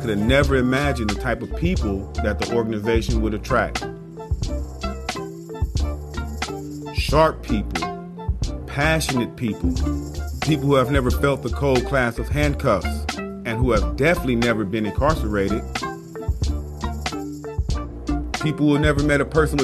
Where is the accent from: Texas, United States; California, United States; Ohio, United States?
California, United States; Los Angeles; also born or lived in Junction City, Kansas; growing up in Los Angeles and, you know, as I said, exiting foster care and growing up on the streets